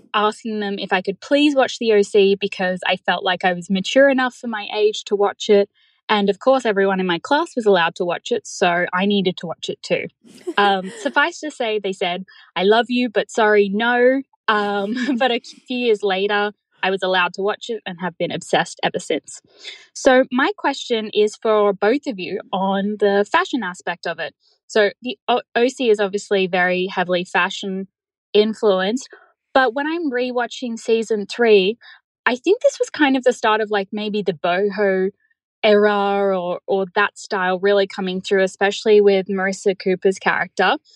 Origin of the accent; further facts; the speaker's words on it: Australia; I'm from Australia